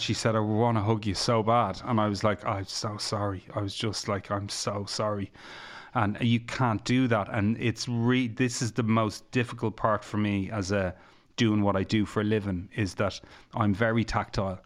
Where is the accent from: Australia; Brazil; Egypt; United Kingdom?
Egypt; I'm from Egypt